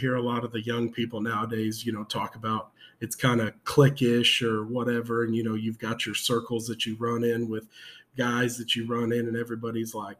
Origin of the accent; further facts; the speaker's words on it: San Antonio, Texas, United States; I am from San Antonio, Texas